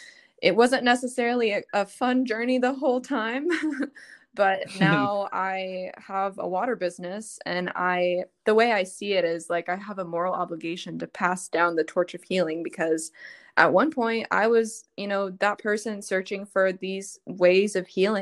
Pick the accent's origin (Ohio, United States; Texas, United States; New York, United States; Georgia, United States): Texas, United States; Dallas; I'm from Dallas